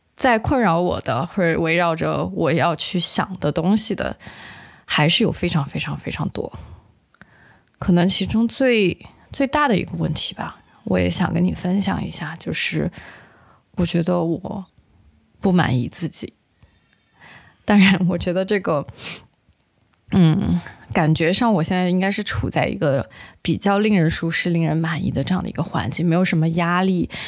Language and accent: Chinese; Sichuan, China; 也就是我们四川人常说的